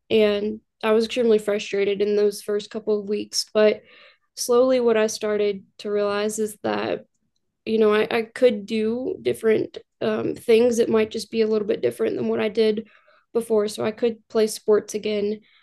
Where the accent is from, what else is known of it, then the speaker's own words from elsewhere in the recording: Louisville, Kentucky, United States; born and raised in Louisville, Kentucky, grew up here